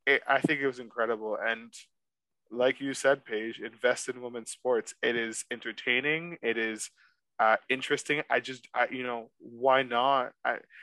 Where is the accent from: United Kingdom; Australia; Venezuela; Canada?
Canada; as a Canadian